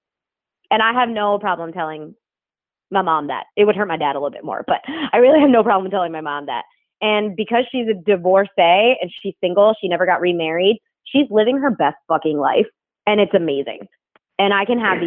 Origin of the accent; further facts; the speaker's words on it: New Jersey, United States; I grew up in New Jersey